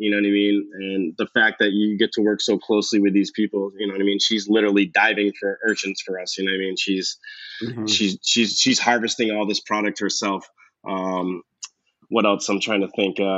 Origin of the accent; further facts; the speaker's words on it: Cape Cod, Massachusetts, United States; moved away as an adult; also born or lived in Boston; now in Los Angeles, United States; I grew up on the Cape